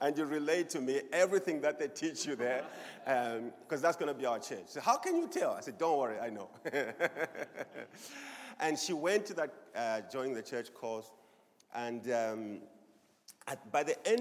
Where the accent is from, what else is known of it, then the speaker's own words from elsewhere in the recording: Zambia; moved away as an adult; also born or lived in Swaziland; I'm originally from Zambia.